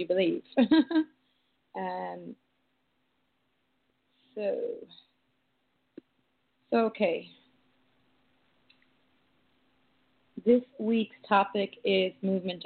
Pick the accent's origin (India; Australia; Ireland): Ireland; growing up in Ireland